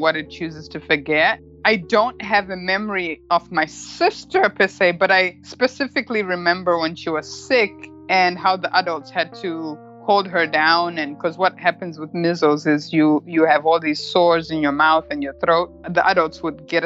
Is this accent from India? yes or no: no; Murewa, Mashonaland East, Zimbabwe; moved away as an adult; also born or lived in United Kingdom; now in Bellevue, United States; I was born in Murewa, Zimbabwe